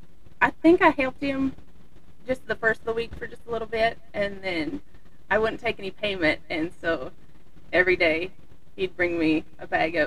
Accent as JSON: {"language": "English", "region": "Montana", "country": "United States", "tie": "born or raised there", "said": "I've known him my whole life from growing up in Montana"}